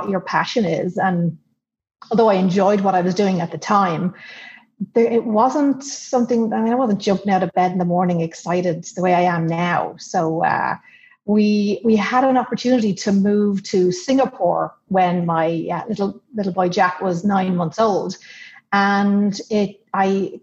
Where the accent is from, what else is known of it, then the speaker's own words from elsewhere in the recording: Ireland; moved away as an adult; now in United States; I grew up in Ireland and we've traveled all over the world, but we've settled back here in the US.